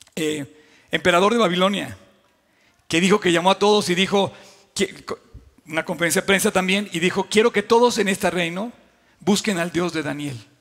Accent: Mexico; como creyentes y como mexicanos

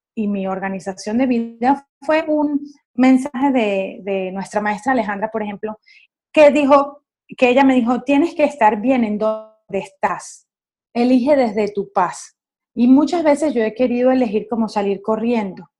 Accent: Caracas, Capital District, Venezuela; yo soy caraqueña

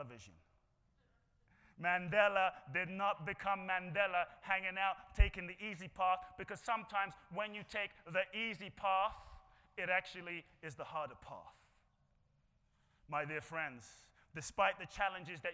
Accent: London, United Kingdom; now in United States; I grew up in London.

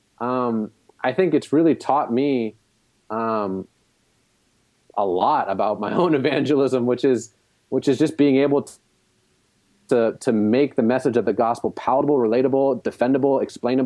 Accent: New York City, New York, United States; my hometown of Brooklyn

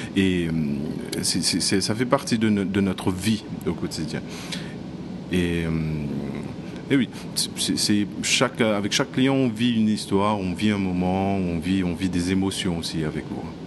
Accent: Mauritius; now in Maldives; je viens de Maurice

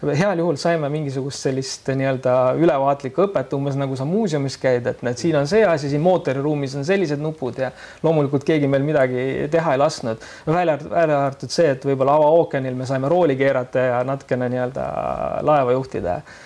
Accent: Keila, Harju County, Estonia; mina olen Keilast pärit

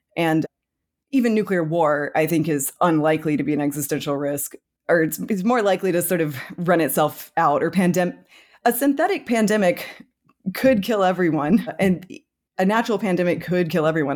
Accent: United States; I'm American

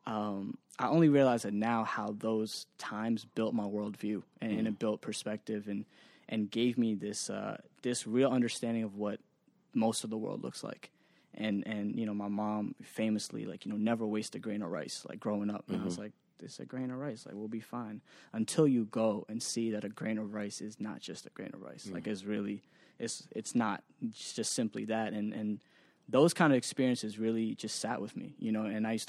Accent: Waltham, Massachusetts, United States; also born or lived in Northampton; So I grew up, I was born in Northampton, which is near UMass Amherst, okay. Which is where my dad went to school. I moved to Waltham, which is like probably 20

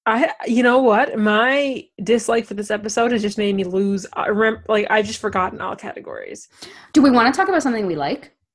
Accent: Canada; in just kind of being Canadian uh, in very subtle ways. Um, I know for myself, uh, you know, … songs were always kind of just present when you're growing up.

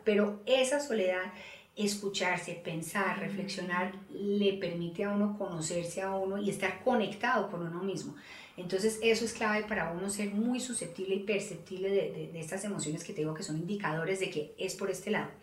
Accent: Colombia; Nosotros, sobre todo en Colombia

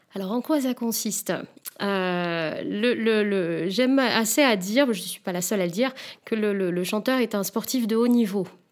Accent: Réunion; moved away; je viens de l'île de la Réunion, où en fait, euh, justement, les clichés étaient assez présents

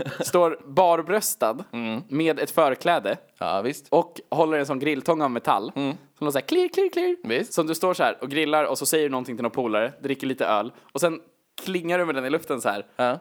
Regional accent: Gnesta, Södermanland, Sweden; där vi har växt upp

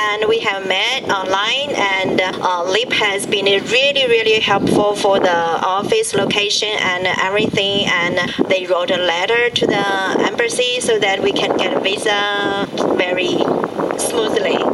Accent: Nanjing, Jiangsu, China; I'm from big city, and in Nanjing we have a big company in education

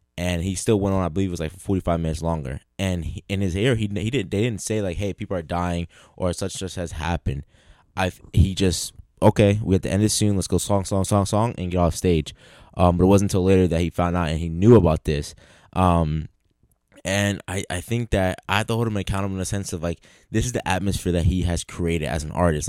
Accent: Philadelphia, Pennsylvania, United States; growing up in Philly

